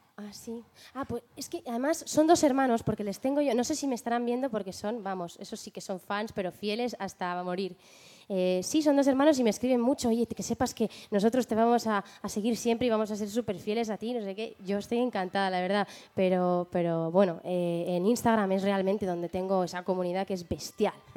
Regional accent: Spain; also born or lived in London, United Kingdom; con cuatro años me vine a España

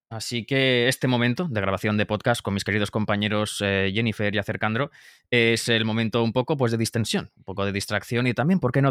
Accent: Móstoles, Community of Madrid, Spain; yo soy de Móstoles. ¿Qué tal? ¿Cómo estáis?

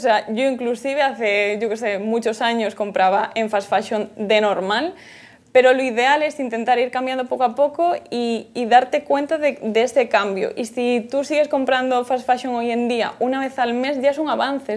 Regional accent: Galicia, Spain; soy de Galicia

